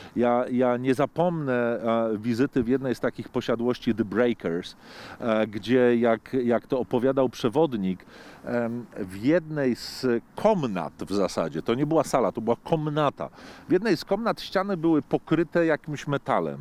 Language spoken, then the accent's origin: Polish; Poland; ja jestem z Polski, tej w Europie